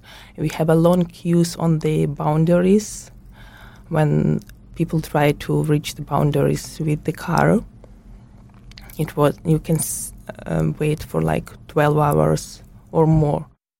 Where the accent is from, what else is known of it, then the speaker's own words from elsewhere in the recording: Kharkiv, Kharkiv Oblast, Ukraine; English is a second language; moved away as an adult; also born or lived in Kyiv, Ukraine; now in London, United Kingdom; I came from Kyiv. I lived in the capital of Ukraine for like 14 years already, but I was born in the east part of Ukraine, in city Kharkiv, which is the most destroyed city by the Russian troops for today.